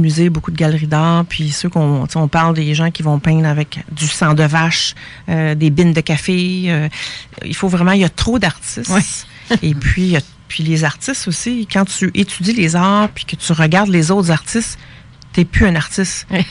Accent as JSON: {"language": "French", "region": "Quebec", "country": "Canada", "said": "Je suis québécoise"}